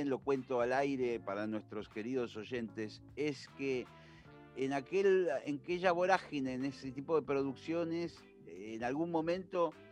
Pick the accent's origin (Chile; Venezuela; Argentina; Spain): Argentina; somos argentinos